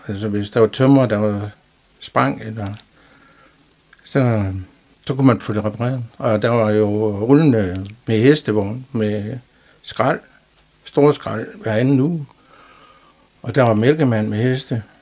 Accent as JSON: {"language": "Danish", "town": "Jerup", "region": "North Denmark Region", "country": "Denmark", "tie": "born or raised there", "said": "Ja, jeg er født i Jerup i 1959."}